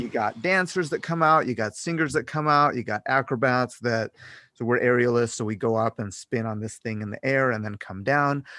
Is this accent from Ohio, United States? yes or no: yes; Cleveland, Ohio, United States; moved away as an adult; now in Las Vegas, United States; I grew up in Cleveland, Ohio